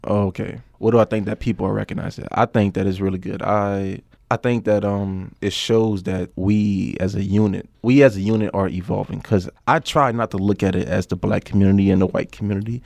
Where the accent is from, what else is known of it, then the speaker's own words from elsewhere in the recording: New Orleans, Louisiana, United States; moved away as an adult; I come from New Orleans, Louisiana